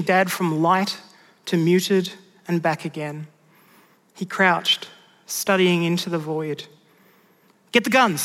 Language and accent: English; Mudgee, New South Wales, Australia; growing up there in rural Mudgee